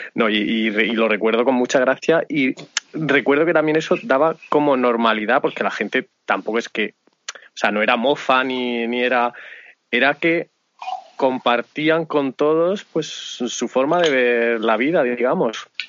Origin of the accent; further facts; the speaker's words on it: Murcia, Region of Murcia, Spain; moved away; yo soy de Puente Docinos, de donde la Metropol. Y esto, aunque no llega a ser un pueblo